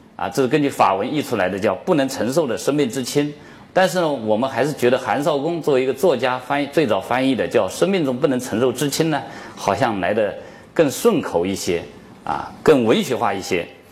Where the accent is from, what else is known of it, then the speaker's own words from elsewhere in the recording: China; 我们中国人